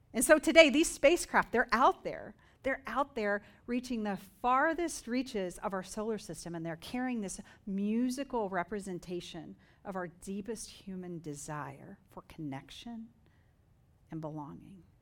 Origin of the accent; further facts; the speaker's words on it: Dover, Oklahoma, United States; moved away; My hometown, Dover, Oklahoma, population five hundred